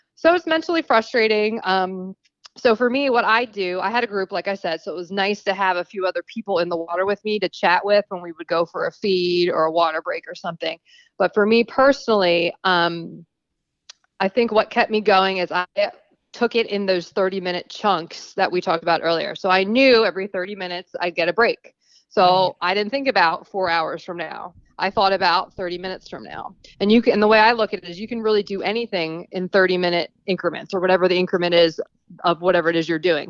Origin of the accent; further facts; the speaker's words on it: New Jersey, United States; moved away as an adult; now in Texas, United States; I'm originally from New Jersey.